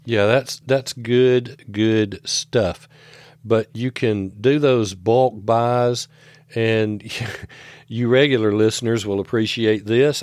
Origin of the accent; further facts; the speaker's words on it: the South, United States; I grew up in the South